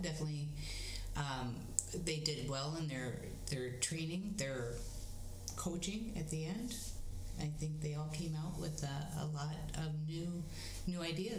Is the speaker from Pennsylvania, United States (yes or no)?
yes; Bradford, Pennsylvania, United States; And in my hometown, small hometown of Bradford, we had no spinning around.